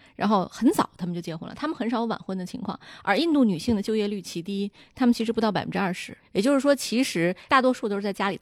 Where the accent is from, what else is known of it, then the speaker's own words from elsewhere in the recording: China; 这个尽管咱们都是中国人，但是其实都是在西方受过教育的，或者是长时间在美国工作的这个同学